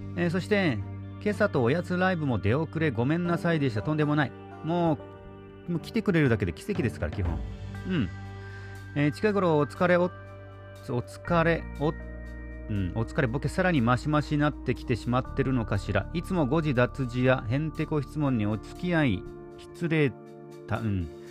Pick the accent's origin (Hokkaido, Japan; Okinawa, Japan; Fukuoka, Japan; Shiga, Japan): Okinawa, Japan; Nago; 僕の地元名護のね、宮里そばと21世紀のビーチですね